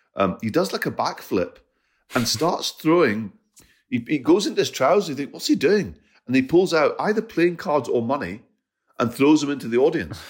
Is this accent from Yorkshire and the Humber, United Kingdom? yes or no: no; Scotland, United Kingdom; I, I'm Scottish and Punjabi.